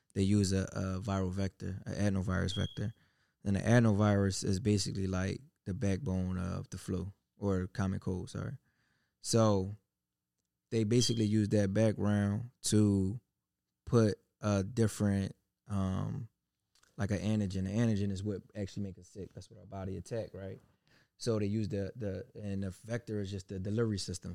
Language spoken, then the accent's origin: English; United States; born or raised there